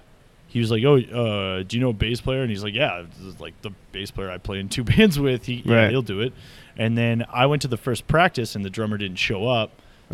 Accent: Oakville, Ontario, Canada; born or raised there; also born or lived in Milton, Ontario

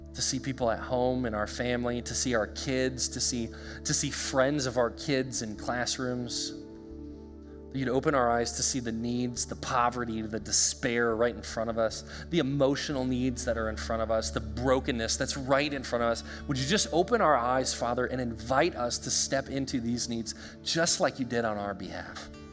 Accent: United States; we as the American church

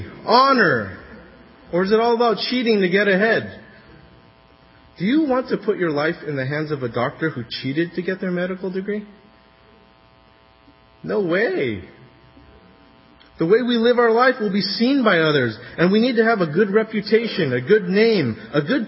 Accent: California, United States; As a Californian

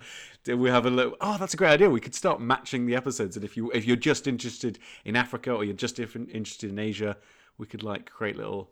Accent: England, United Kingdom; Well, we are English, so it's, you know, insert topical historical reference here.

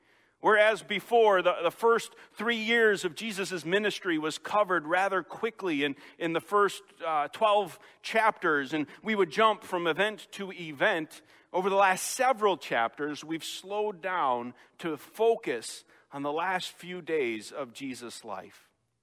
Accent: Chicago, Illinois, United States; accent: Chicago; moved away; having been away from Chicago over 18 years, those things start to fade more and more, and I've lost my accent quite a bit.

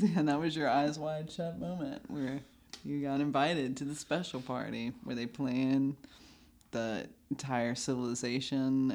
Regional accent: Georgia, United States; I grew up in Georgia

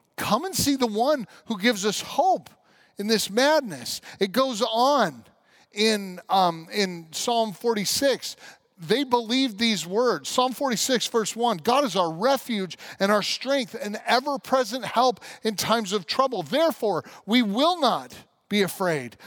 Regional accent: Grand Junction, Colorado, United States; I was raised in Grand Junction, Colorado.

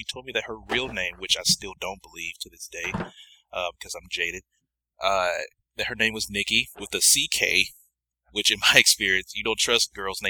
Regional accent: Toronto, Ontario, Canada; I tell her that I'm from Toronto, Ontario, Canada, and my parents immigrated from the Dominican Republic.

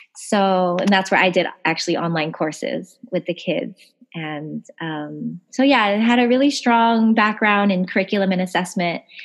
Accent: Honolulu, Hawaii, United States; moved away; also born or lived in Big Island / Los Angeles; I'm from Honolulu. And maybe because I was from Honolulu, it's always kind of hard going back to your hometown

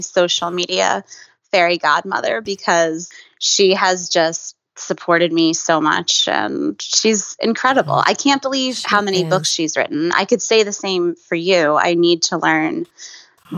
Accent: Pennsylvania, United States; moved away as an adult; now in New York, United States; I'm from Pennsylvania, sort of halfway between New York and Philadelphia.

